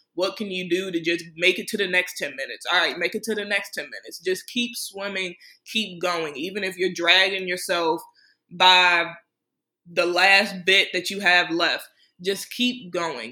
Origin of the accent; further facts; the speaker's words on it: Prince George's County, Maryland, United States; my hometown in PG County, Maryland